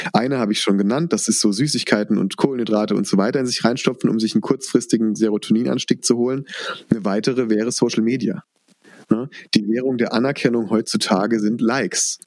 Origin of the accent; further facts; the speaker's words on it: Rhineland-Palatinate, Germany; Bei uns in der Pfalz